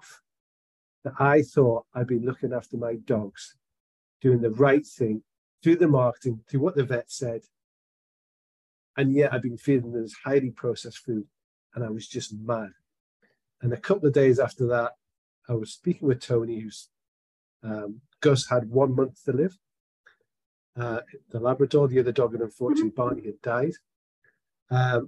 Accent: Scotland, United Kingdom; I am a Scotsman

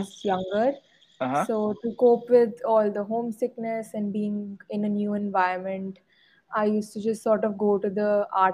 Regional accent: Patiala, Punjab, India; I am from Patiala

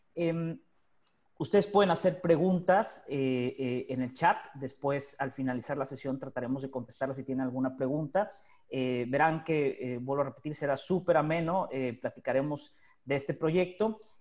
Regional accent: Mexico; now in Buenos Aires, Argentina; los que somos mexicanos

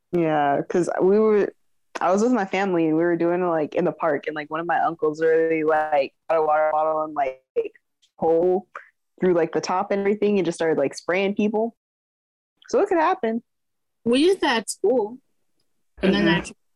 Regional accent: California, United States; I'm from California.

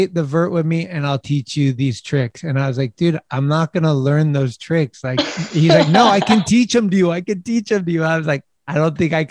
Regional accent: United States; I'm American

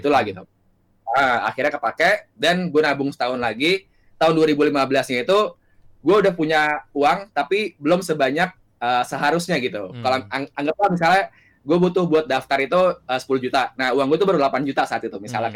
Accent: Jakarta, Indonesia; gue lahir dan besar di Jakarta

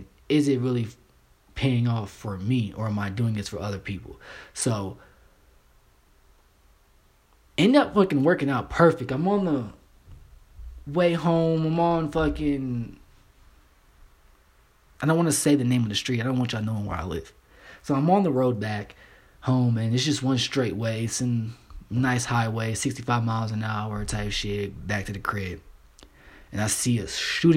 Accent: Kentucky, United States; I'm from the South. I'm from Kentucky

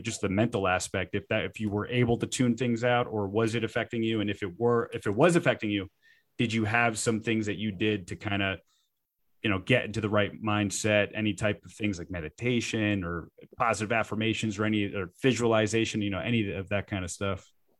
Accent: South Florida, United States; I'm from South Florida, and that's probably one of the smaller markets there is.

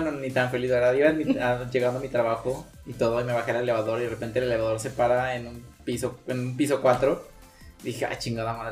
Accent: San Luis Potosí, Mexico; para los que somos potosinos

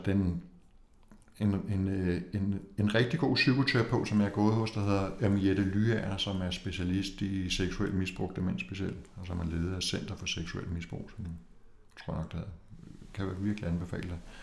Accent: Copenhagen, Capital Region of Denmark, Denmark; jeg kommer fra København

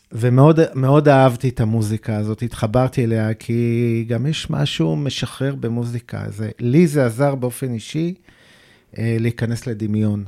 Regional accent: Tel Aviv, Tel Aviv District, Israel; אני גדלתי בדרום תל אביב, בקריית שלום

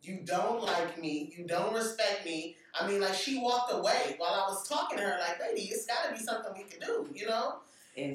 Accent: Compton, California, United States; I'm from Compton

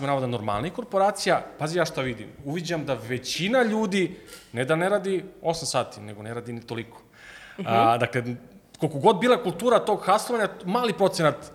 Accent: Southern Serbia, Serbia; dolazim iz Juga Srbije

